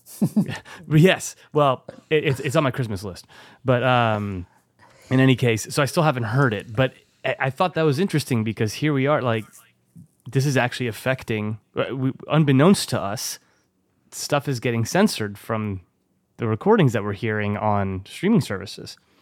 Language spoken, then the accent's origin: English; Bordeaux, Nouvelle-Aquitaine, France; my hometown